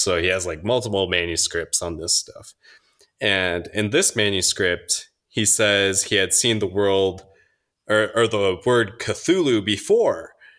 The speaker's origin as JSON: {"language": "English", "region": "Minnesota", "country": "United States", "moved": "yes", "said": "I'm from Minnesota"}